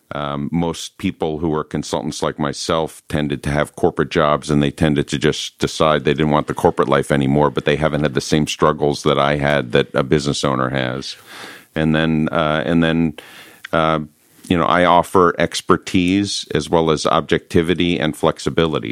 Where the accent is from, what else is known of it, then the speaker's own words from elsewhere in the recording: Northeast, United States; moved away; I'm originally from the Northeast